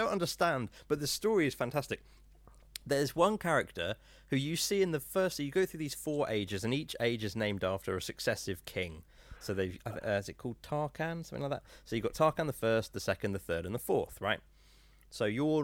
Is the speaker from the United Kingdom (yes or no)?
yes; Norfolk, East of England, United Kingdom; I'm from Norfolk